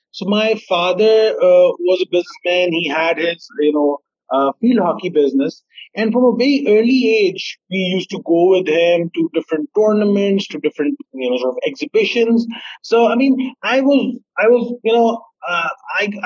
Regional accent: Sialkot, Punjab, Pakistan; I am from Sialkot, and, we have a famous poet from here

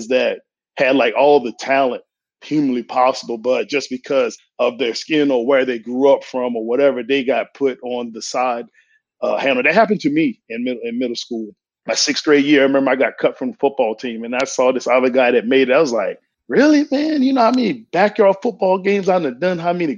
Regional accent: Eastern Shore of Virginia, United States; Growing up in the Eastern Shore of Virginia

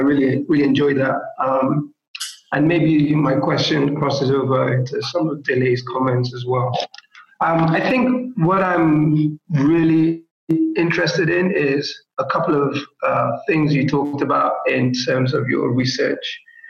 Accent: Lagos, Nigeria; oh, I'm Nigerian, therefore, like how I'm responding to this question only has to be about the context of living in Lagos Island and having some sort of historical tie to that place

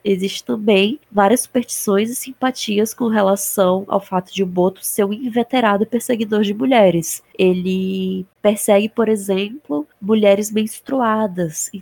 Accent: Rondônia, Brazil; eu sou do estado de Rondônia e a gente tem aqui lendas

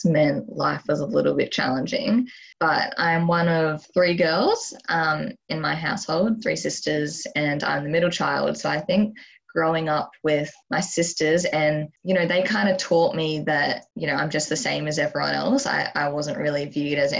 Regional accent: Queensland, Australia; also born or lived in Albury-Wodonga, Victoria, Australia; I was born in Albury, Wodonga, which is a very small town in Victoria, before moving to Queensland when I was three

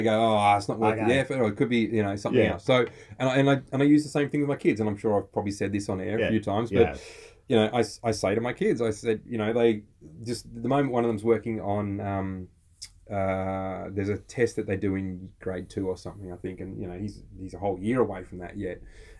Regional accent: Australia

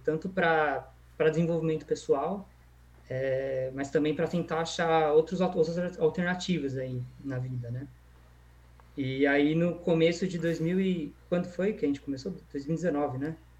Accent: Valinhos, São Paulo, Brazil; also born or lived in Vinhedo / São Carlos / Limeira; eu moro em Valinhos desde 2005, então já fazem aí 15 anos. E então eu tenho bastante convivência aí com a cidade, a maior parte da minha vida eu morei aqui. Antes, antes disso eu morei em Vinhedo

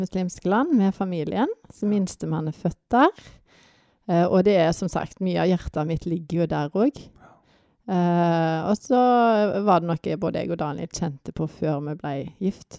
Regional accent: Vats, Rogaland, Norway; also born or lived in Tysvær / Africa; now in Førresfjorden, Norway; Jeg er egentlig fra Vats, men vi har havna i Tysvær

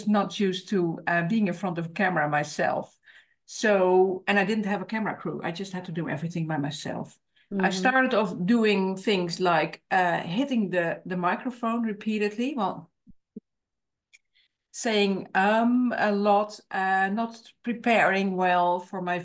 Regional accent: Netherlands; English is a second language; I am from the Netherlands, so I live in the Netherlands

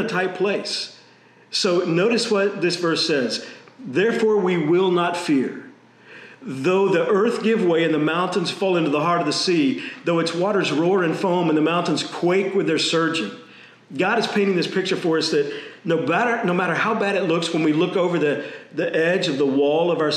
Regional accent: Texas, United States; I grew up in Texas

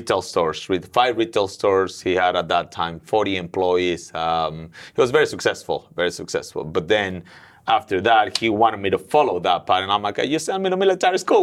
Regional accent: Mexico City, Mexico; moved away as an adult; now in Willow Glen, United States; I'm originally from Mexico City

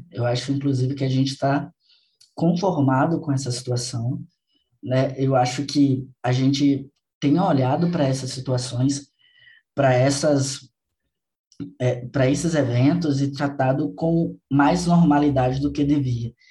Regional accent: Salvador, Bahia, Brazil; Eu sou baiano, eu sou de Salvador

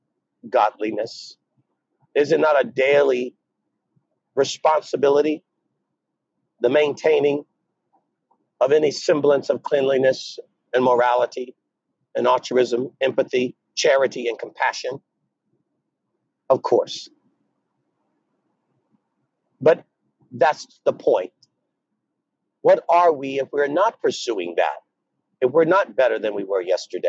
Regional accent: United States; I'm African American

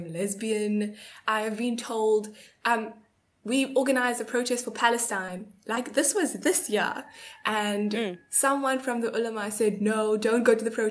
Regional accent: South Africa; also born or lived in Durban; I'm from South Africa, I'm 22

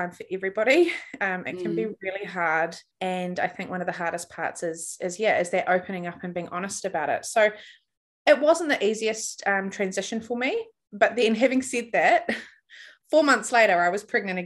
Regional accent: New Zealand; I'm from New Zealand

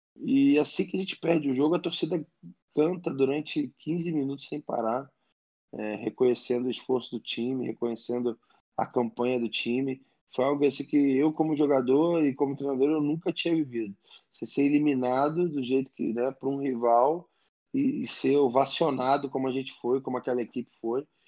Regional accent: Rio de Janeiro, Brazil; eu sou um cara nascido e criado em Botafogo no bairro, né? Eu morava muito perto do clube.

